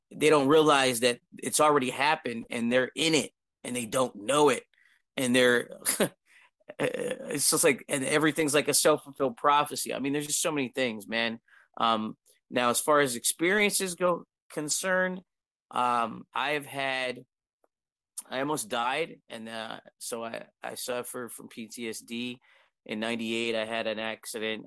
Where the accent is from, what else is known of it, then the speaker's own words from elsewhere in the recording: Harrisburg, Pennsylvania, United States; I'm from United States, I'm in Pennsylvania, Harrisburg